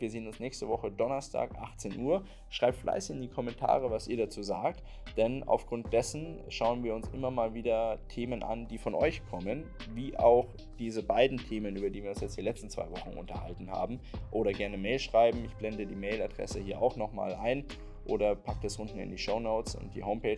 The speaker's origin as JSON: {"language": "German", "country": "Germany", "said": "wir halt über Jahrzehnte als Deutsche"}